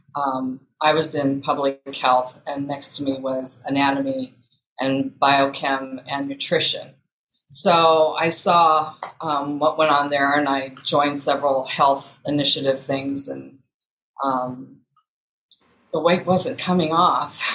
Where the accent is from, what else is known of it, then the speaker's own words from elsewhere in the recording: Iowa, United States; moved away as an adult; also born or lived in St. Louis, Missouri / West Des Moines, Iowa; I was born and raised in Iowa. I'm currently in West Des Moines, Iowa